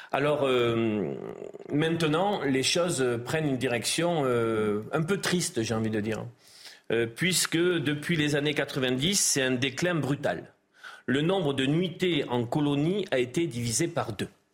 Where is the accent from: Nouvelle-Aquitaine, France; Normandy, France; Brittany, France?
Nouvelle-Aquitaine, France; Gironde; je suis originaire de la Gironde